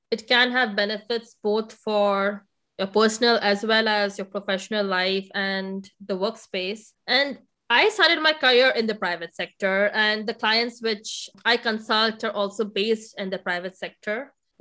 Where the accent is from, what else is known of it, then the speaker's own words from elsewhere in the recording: India; also born or lived in United States; now in Germany; India, which is my home country